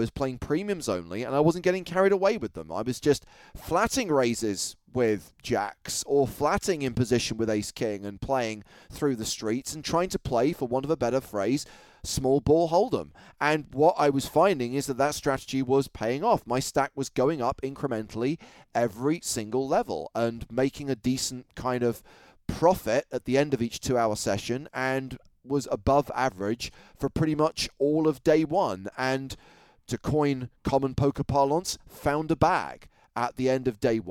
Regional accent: London, United Kingdom; I was from London

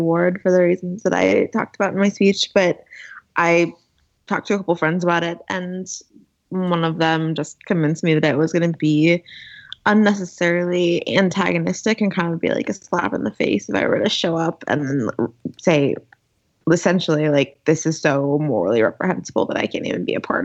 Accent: Arizona, United States; moved away as an adult; also born or lived in Connecticut; I'm from Arizona. I went to college out there

